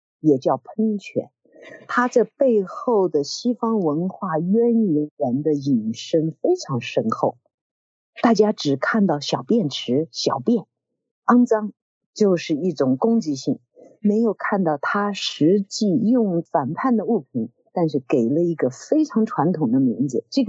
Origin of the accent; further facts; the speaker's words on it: China; 因为我是中国人嘛，因此我对元代对成吉思汗自然要有很亲热的感情。